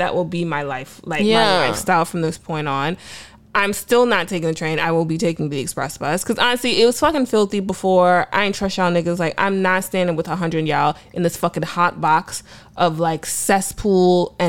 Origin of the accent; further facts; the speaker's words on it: New York City, New York, United States; I'm from the Bronx.